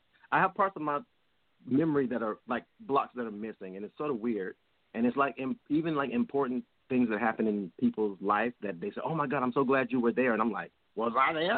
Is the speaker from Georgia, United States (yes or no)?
yes; Georgia, United States; I'm from Georgia, born and raised.